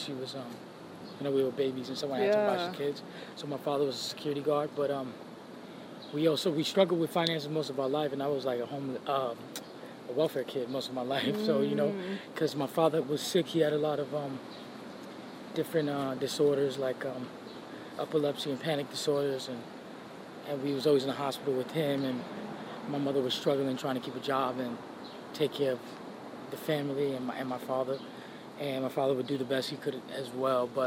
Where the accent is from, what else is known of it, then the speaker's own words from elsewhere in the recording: New York City, New York, United States; also born or lived in Spanish Harlem, New York City / Puerto Rico (family); I grew up in Brooklyn half my life and then Spanish Harlem